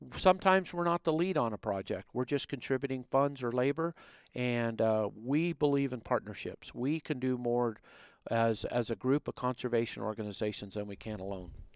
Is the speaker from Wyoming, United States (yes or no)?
yes; Southwest Wyoming, United States; moved away as an adult; also born or lived in Utah; I grew up in Southwest Wyoming